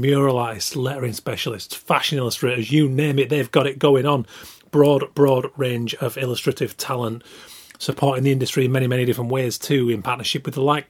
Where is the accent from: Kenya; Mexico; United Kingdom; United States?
United Kingdom; Yorkshire and the Humber; I am from Yorkshire